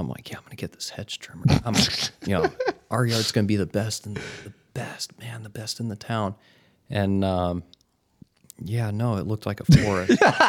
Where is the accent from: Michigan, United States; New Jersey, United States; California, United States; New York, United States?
Michigan, United States; also born or lived in Las Vegas; now in Hermosa Beach, United States; I'm from Michigan.